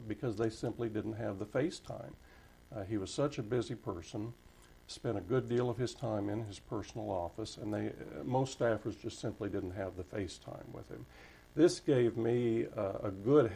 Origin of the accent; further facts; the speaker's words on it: Wichita, Kansas, United States; moved away as an adult; also born or lived in Washington, D.C.; as a native Kansan from Wichita, born and raised in Wichita